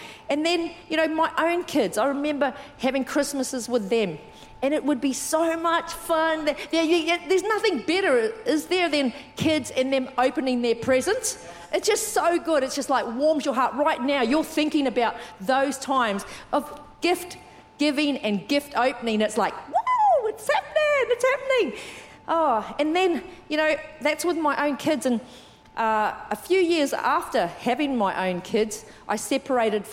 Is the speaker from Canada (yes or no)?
no; New Zealand; moved away; I'm from New Zealand. I was brought up in New Zealand.